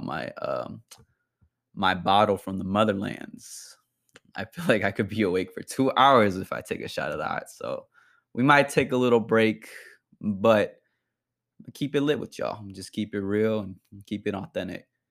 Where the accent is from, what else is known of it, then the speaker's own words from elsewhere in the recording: Bay Area, California, United States; I'm from the Bay Area